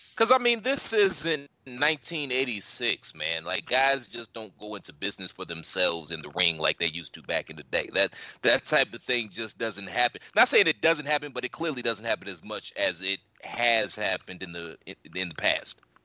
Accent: United States; how Americans are. You know, we're arrogant

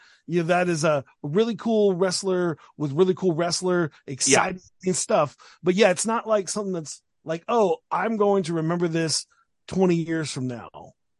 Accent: San Antonio, Texas, United States; I'm from San Antonio

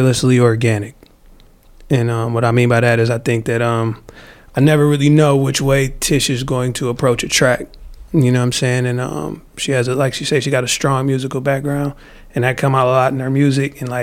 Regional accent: Detroit, Michigan, United States; accent: Detroit; I'm from Detroit

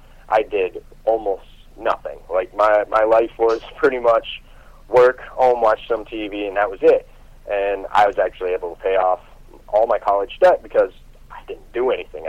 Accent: Warren, Pennsylvania, United States; And we went to Erie, Pennsylvania, which is about an hour and a half away from where I grew up in Warren, Pennsylvania.

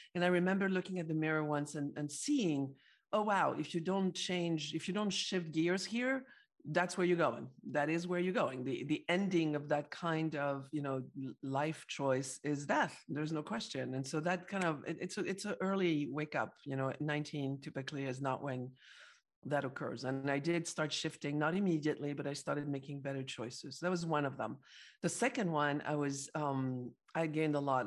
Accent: Paris, Île-de-France, France; I'm from Paris, France

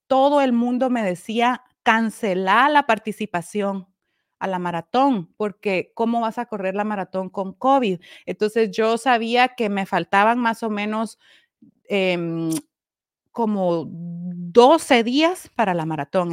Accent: Guatemala; now in Connecticut, United States; Yo estoy en Connecticut, soy guatemalteca

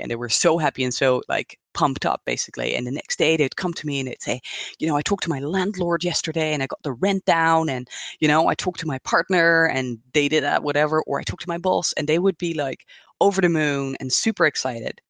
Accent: Netherlands; moved away as an adult; also born or lived in Hong Kong; now in Switzerland; I'm originally from the Netherlands

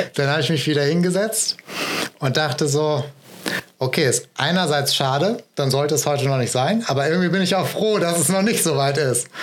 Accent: Essen, North Rhine-Westphalia, Germany; also born or lived in Marburg; now in Düsseldorf, Germany; ich bin ursprünglich aus Essen, aus dem schönen Ruhrgebiet und jetzt arbeite und trainiere ich hier in Düsseldorf

